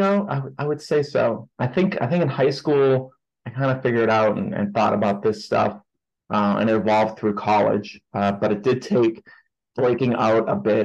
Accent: Boston, Massachusetts, United States; also born or lived in New York City; now in Salt Lake City, United States; I originally grew up in Boston, Massachusetts

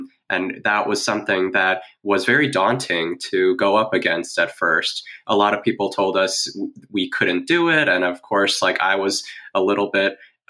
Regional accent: Indiana, United States; growing up in Indiana, even though we're like a suburb exurb of Chicago

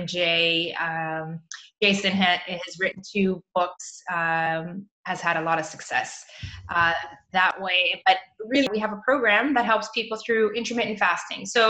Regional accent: Mozambique; also born or lived in Toronto, Canada; now in Europe; I moved back to my home country, which is in Mozambique, Southern Africa

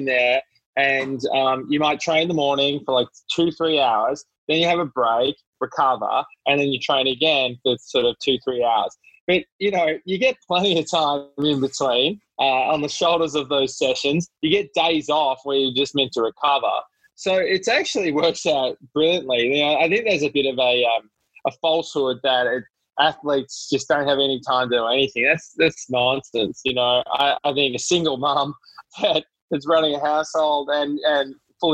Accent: Melbourne, Victoria, Australia; moved away as an adult; now in New York, United States; grown up in Australia. I'm Australian, born in Melbourne, and moved to New York in 2010, late 2010.

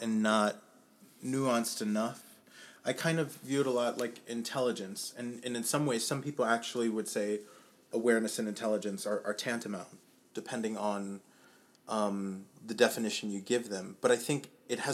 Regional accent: Germany; moved away as an adult; also born or lived in New York / New Orleans / Austin; I grew up in Germany. And then after high school, I moved around a couple different places, a little bit of New York, a little bit of New Orleans, and a little bit more of Austin.

